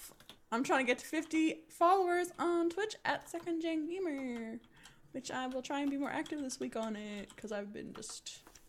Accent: New Zealand; accent: New Zealand; my New Zealand accent

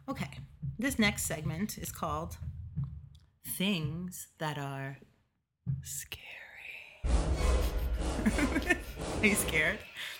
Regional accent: New York, United States; now in Chicago, United States; I am from New York. I am not from here.

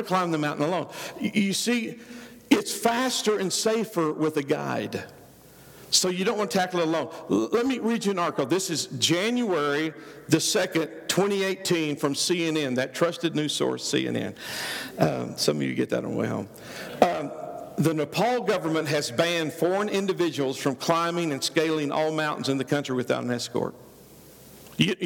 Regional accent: Oklahoma, United States; I'm a redneck from Oklahoma.

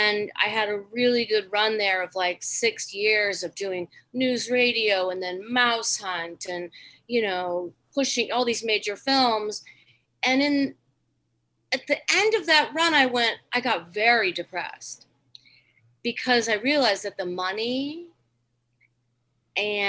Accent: Ohio, United States; moved away; I'm from Ohio.

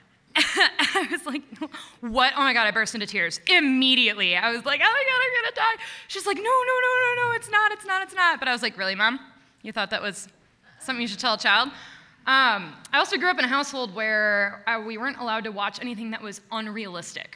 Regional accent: Watertown, Wisconsin, United States; I'm from Watertown, which is exactly the middle of Milwaukee and Madison. So in Watertown, you were either a Milwaukee family or a Madison family

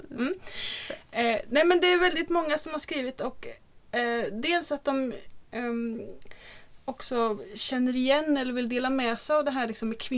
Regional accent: Småland, Sweden; Jag är från Småland.

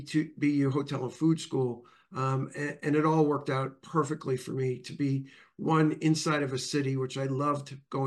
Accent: Long Island, New York, United States; moved away; I grew up in New York, in Long Island.

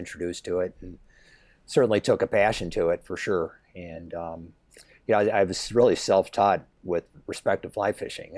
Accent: Grand Island, New York, United States; I grew up in Grand Island, which is, uh, island on the Upper Niagara River

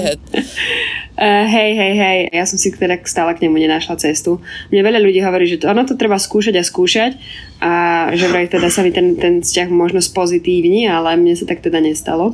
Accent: Slovakia; also born or lived in Indonesia; u nás doma na Slovensku

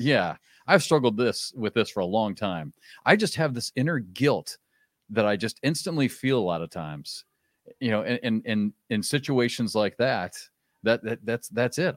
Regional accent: Iowa, United States; moved away as an adult; also born or lived in Kansas; I grew up in Iowa

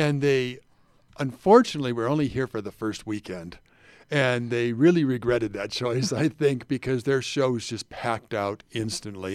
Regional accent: Hawaii, United States; moved away as an adult; also born or lived in North Carolina; now in Salt Lake City, United States; Nina and I are from Hawaii originally. That's our home.

